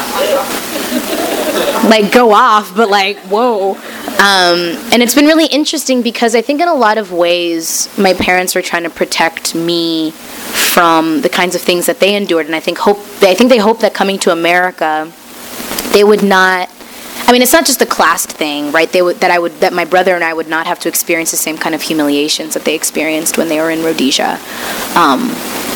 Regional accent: Missouri, United States; I grew up in Missouri

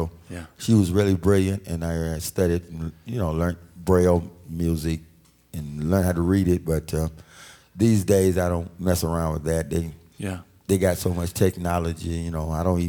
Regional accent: Alabama, United States; moved away; being that I was from Alabama and I was a country boy

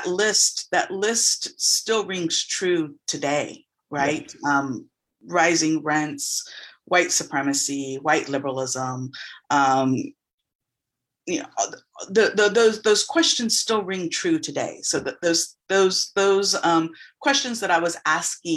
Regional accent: San Antonio, Texas, United States; also born or lived in Austin, Texas / Dallas, Texas / New York; I was raised in San Antonio, and I'm currently living in Austin again

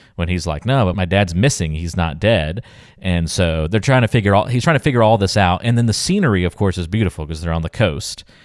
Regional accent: North Carolina, United States; moved away; I'm from North Carolina and have lived on the coast of North Carolina through high school, and my parents still live there

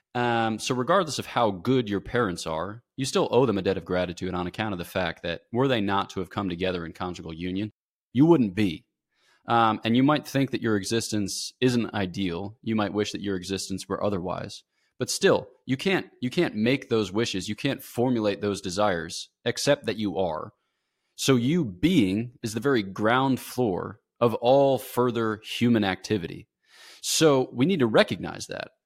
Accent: United States; moved away; I'm American.

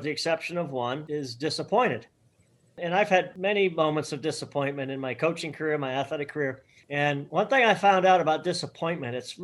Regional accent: Boston, Massachusetts, United States; moved away as an adult; also born or lived in Minnesota; I'm from Boston

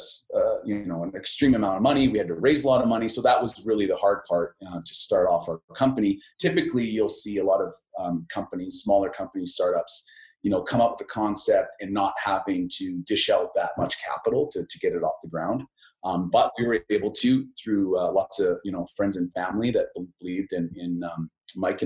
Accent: Lethbridge, Alberta, Canada; I'm from Lethbridge. And I think, you know, growing up in that space

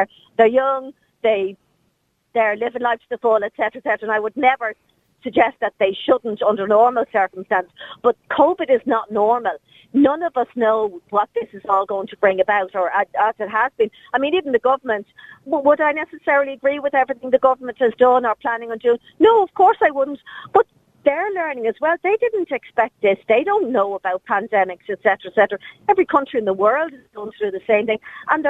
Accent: Ireland; sometimes I think we're forgetting that we're Irish and we're a republican country that we run ourselves.

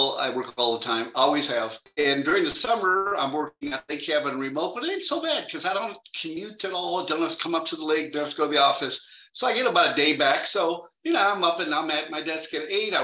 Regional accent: Minnesota, United States; I grew up in Minnesota and we didn't have much money

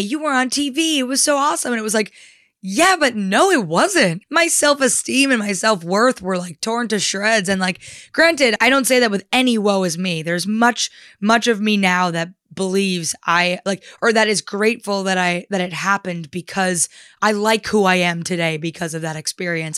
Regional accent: New Jersey, United States; I'm from New Jersey. I grew up in a town forty-five minutes outside of New York.

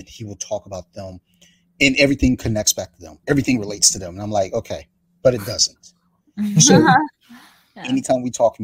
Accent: Columbia, Maryland, United States; We grew up in Columbia, Maryland

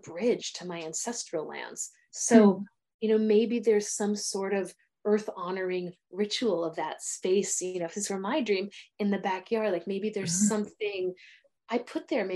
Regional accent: United States; I'm an American

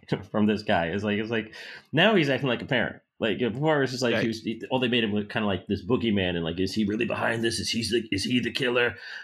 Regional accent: Boston, Massachusetts, United States; I'm from Boston. I'm Irish.

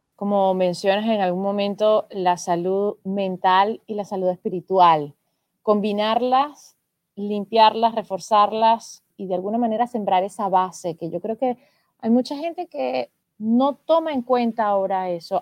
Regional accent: Venezuela; now in Spain; yo siendo venezolana

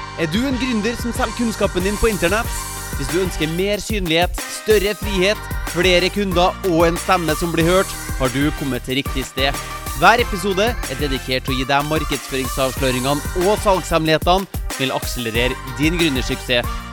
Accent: Trondheim, Trøndelag, Norway; moved away as an adult; jeg vokste jo opp i Trondheim. Jeg bodde der fra jeg ble født, helt til jeg flytta som ja, 18-19-åring

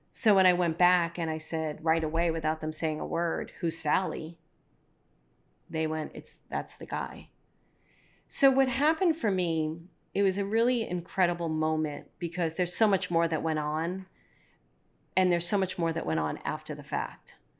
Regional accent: New York City, New York, United States; the typical guy that I grew up with in Brooklyn

